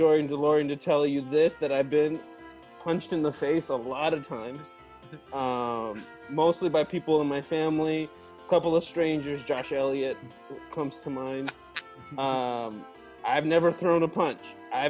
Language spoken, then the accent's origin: English; Beirut, Beirut Governorate, Lebanon; born there; I was born in Beirut, Lebanon, 1982.